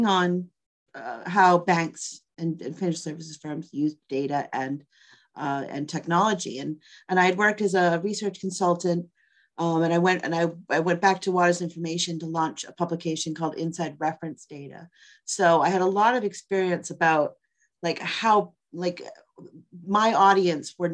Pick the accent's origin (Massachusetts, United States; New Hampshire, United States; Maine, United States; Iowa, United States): Massachusetts, United States; Boston; moved away as an adult; also born or lived in New York; I grew up in Boston. I grew up in the suburb of Boston